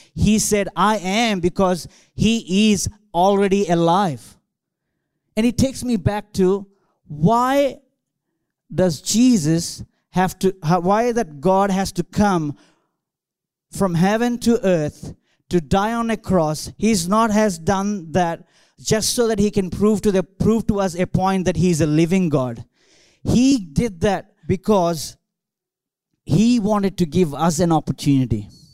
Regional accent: India; English is a second language; moved away as an adult; now in Australia; I grew up in India

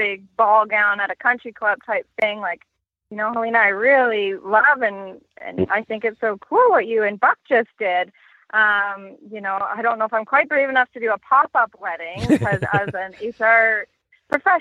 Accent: Lake Huron, Ontario, Canada; my hometown is on Lake Huron

